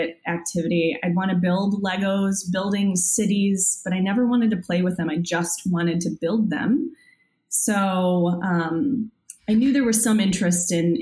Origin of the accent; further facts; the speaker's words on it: Joliet, Illinois, United States; also born or lived in Plainfield, Illinois / Champaign, Illinois; now in Chicago, United States; I actually grew up in the Plainfield and Joliet area in the southwest burbs